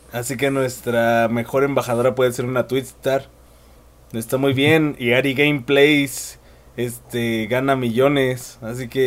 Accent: Mexico; O sea, es México y somos mexicanos

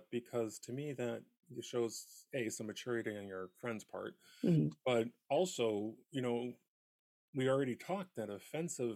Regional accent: Southern California, United States; moved away; growing up in Southern California, you know, here's a secret, I'm a recovering Californian

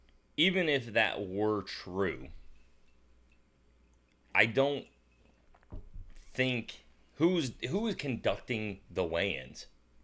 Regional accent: United States; I'm from the United States of America.

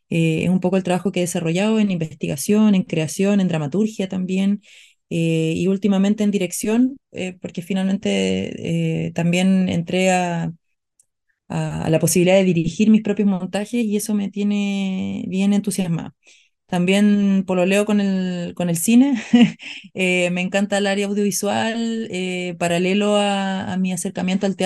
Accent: Antofagasta, Chile; also born or lived in Tocopilla; no soy de, de una ciudad en particular, pero nací en Antofagasta y viví en Tocopilla, eh, bueno, en Antofagasta mismo

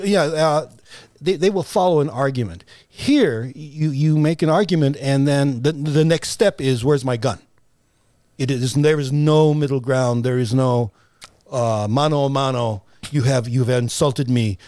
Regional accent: United States; born or raised there

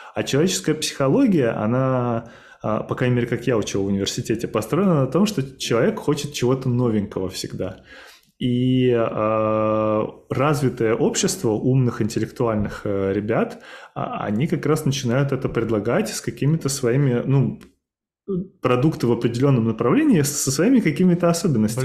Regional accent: Samara, Samara Oblast, Russia; я сам родился в Самаре

